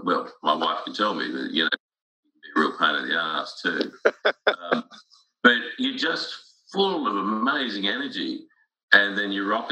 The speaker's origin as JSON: {"language": "English", "town": "Sydney", "region": "New South Wales", "country": "Australia", "tie": "born or raised there", "said": "School was good, and it was really interesting because I lived in a suburb called Strathfield, which was reasonably upmarket"}